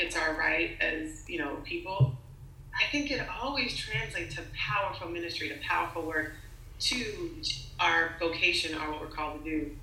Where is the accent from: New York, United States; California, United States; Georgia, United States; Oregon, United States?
California, United States; Los Angeles; I'm from LA. I was raised in Hollywood